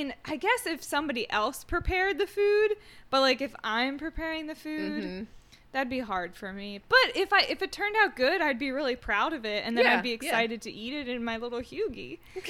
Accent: United States; I'm an American

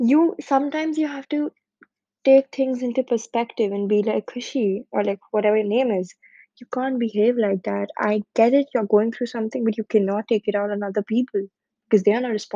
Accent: India; moved away as an adult; now in United Kingdom; I'm from India, currently studying in the UK

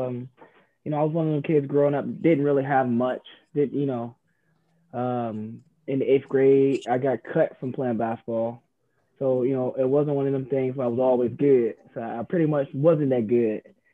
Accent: Savannah, Georgia, United States; now in Cincinnati, United States; It was cool, man. I loved it. Of course, better weather than Cincinnati, but a little different. You know, Savannah is, you know, a little, you know, smaller than Cincinnati.

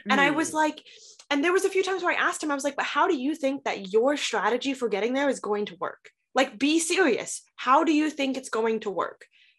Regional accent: Indiana, United States; moved away; also born or lived in Washington, D.C.; I'm from Indiana.

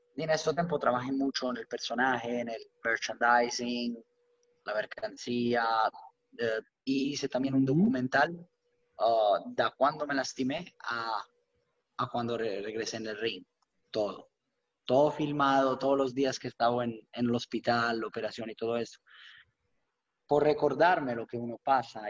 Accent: Rome, Lazio, Italy; Spanish is a second language; moved away as an adult; now in United States; soy nacido y crecido por la verdad en una, ciudad única

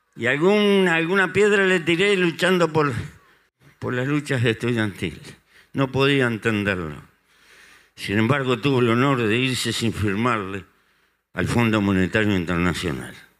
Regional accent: Uruguay; en el Uruguay nos pasó eso

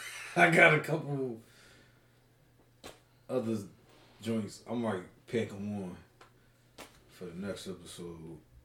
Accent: Ardmore, Pennsylvania, United States; then yes, I am from Ardmore, Bang Bang, Suburban Square Gang.

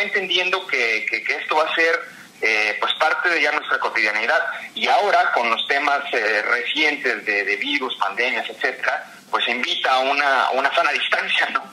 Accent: Mexico; como mexicanos, ¿no? Somos mucho de, del, trato humano

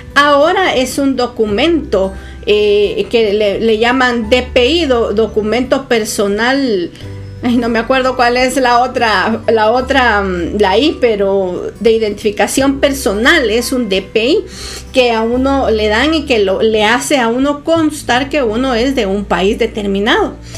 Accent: Guatemala; Yo soy guatemalteca

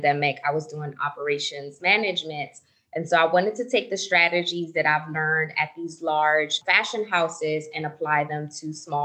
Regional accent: New Jersey, United States; now in Las Vegas, United States; I'm based out of Las Vegas, Nevada, but I'm originally from New Jersey in the States.

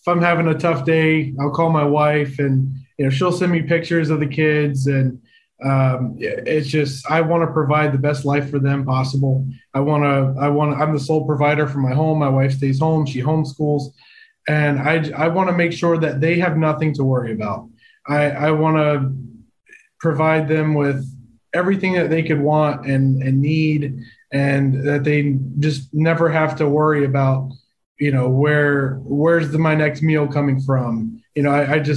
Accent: Chester County, Pennsylvania, United States; I'm from the Chester County area as well

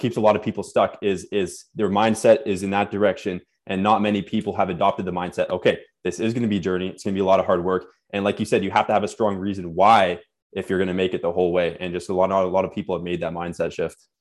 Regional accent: Winnipeg, Manitoba, Canada; born or raised there; also born or lived in Nova Scotia, Canada

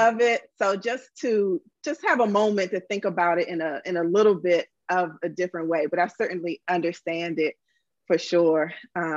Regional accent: Washington, District of Columbia, United States; I'm from Washington, D.C., super Black upbringing, Black teachers from day one

